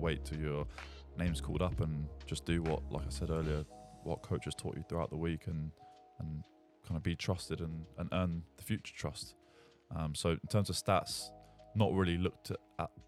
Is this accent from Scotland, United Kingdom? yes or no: no; Portsmouth, South East England, United Kingdom; I went to my hometown barber in Fawcett Road, in Portsmouth